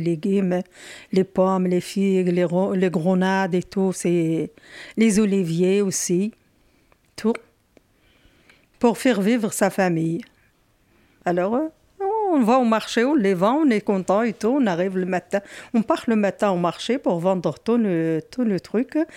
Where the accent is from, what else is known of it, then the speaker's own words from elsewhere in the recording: Morocco; now in France; Je suis née au Maroc dans une petite ville, dans l'Atlas